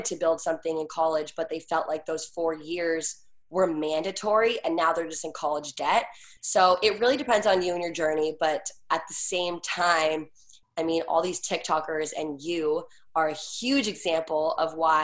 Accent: Washington, District of Columbia, United States; moved away as an adult; now in Los Angeles, United States; I am from Washington, D.C.

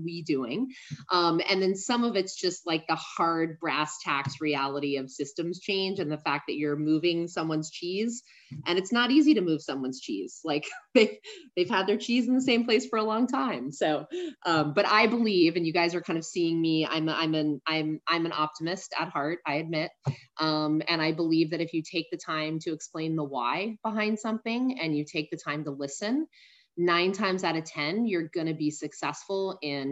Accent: San Antonio, Texas, United States; I'm from San Antonio, Texas

